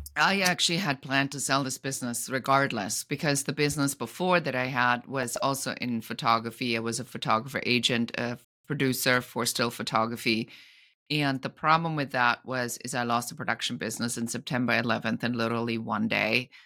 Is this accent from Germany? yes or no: yes; Germany; now in Los Angeles, United States; I'm an immigrant from Germany living in Los Angeles